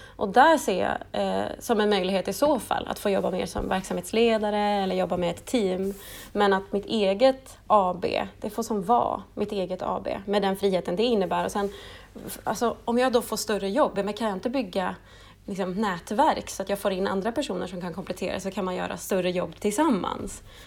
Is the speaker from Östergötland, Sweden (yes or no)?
no; Stockholm, Stockholm County, Sweden; moved away as an adult; also born or lived in Piteå / Luleå; now in Norrbotten, Sweden; jag är ju ursprungligen från Stockholm och flyttade till eh, Luleå, eh, Piteå faktiskt först för att studera radiojournalistik på LTU för 11